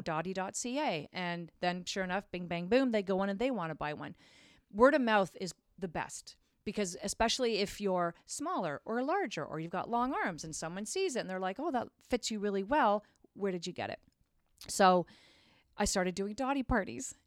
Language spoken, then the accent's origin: English; Craighurst, Ontario, Canada; I grew up in Craighurst, Ontario, which is outside of Barrie